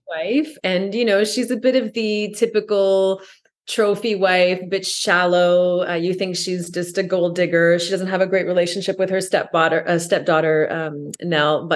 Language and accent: English; Canada; I'm French Canadian